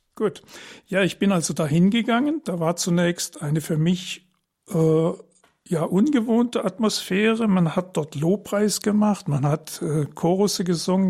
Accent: Trier, Rhineland-Palatinate, Germany; now in Heilbronn, Germany; Ich bin 1947 geboren in Trier äh, seit 1972 verheiratet mit meiner Frau Karin. Wir wohnen in Heilbronn

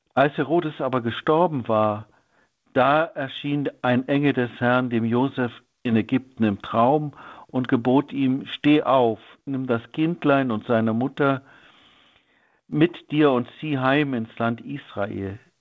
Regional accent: Germany; In meiner Kindheit in der DDR hörte ich in der Schule

